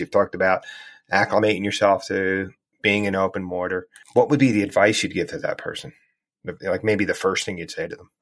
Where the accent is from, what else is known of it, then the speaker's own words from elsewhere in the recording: New Jersey, United States; I grew up in New Jersey and I lived near the Jersey Shore for, for quite a while